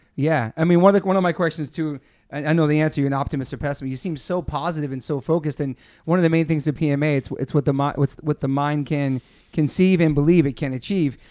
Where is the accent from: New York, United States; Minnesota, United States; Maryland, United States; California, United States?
Maryland, United States; Southern; also born or lived in Newport; living in Southern Maryland, there was no skaters in my town